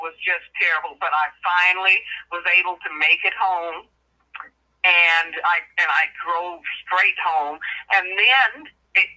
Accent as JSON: {"language": "English", "region": "Midwest", "country": "United States", "said": "I'm from the Midwest in the United States."}